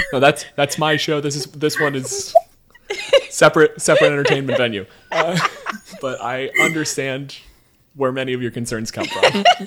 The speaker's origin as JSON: {"language": "English", "country": "Canada", "said": "I am a physicist from Canada"}